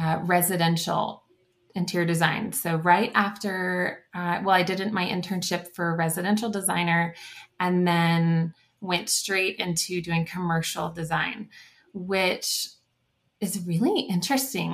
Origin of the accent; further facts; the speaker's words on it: The Woodlands, Texas, United States; moved away as an adult; also born or lived in San Marcos, Texas; now in Littleton, United States; I grew up in the Woodlands, Texas, so it's north of Houston. And so I'm a native Texan